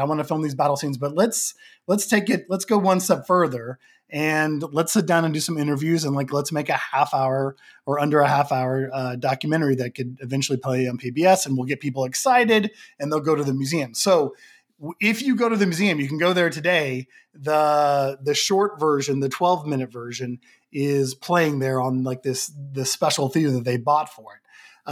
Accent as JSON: {"language": "English", "region": "Oklahoma", "country": "United States", "tie": "born or raised there", "moved": "yes", "lives_now": "Los Angeles, United States", "said": "I live in Los Angeles, but, you know, born and raised in Oklahoma"}